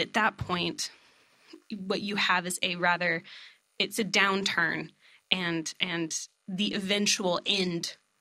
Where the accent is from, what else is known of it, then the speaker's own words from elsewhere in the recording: East Texas, United States; I'm from East Texas.